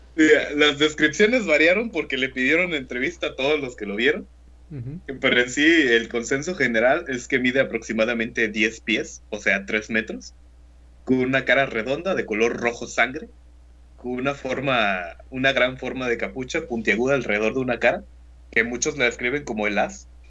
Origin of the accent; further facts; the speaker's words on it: Mexico; also born or lived in Tamaulipas; Somos de México